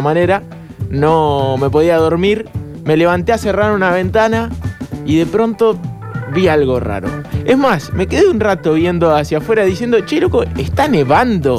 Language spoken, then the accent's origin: Spanish; Bahía Blanca, Buenos Aires Province, Argentina; now in Córdoba, Argentina; 2007 estaba en Bahía Blanca y me pasó algo increíble, insólito, que en ese momento yo iba al colegio todavía y me vine las vacaciones de julio acá